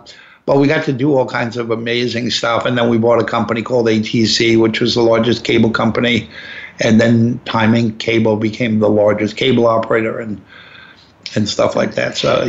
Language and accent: English; New York, United States; I said, listen, I'm just not interested. I'm a New Yorker.